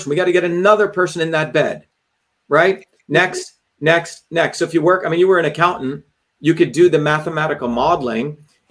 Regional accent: India; moved away; I grew up in India

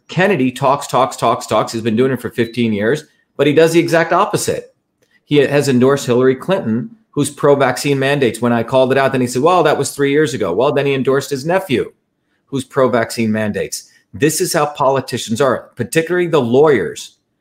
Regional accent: India; moved away; I grew up in India

